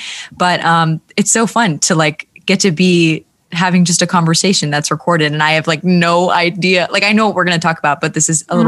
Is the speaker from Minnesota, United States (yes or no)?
yes; Minneapolis, Minnesota, United States; now in Charlotte, United States; I grew up like halfway in the Midwest. So I spent like 10 years in Minneapolis and then moved to Charlotte. So kind of like a mixed bag of accents for sure